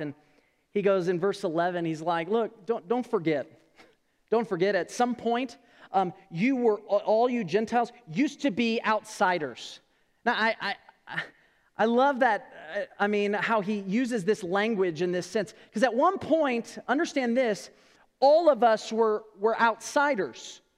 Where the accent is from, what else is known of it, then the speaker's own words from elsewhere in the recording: California, United States; moved away; I'm originally from California.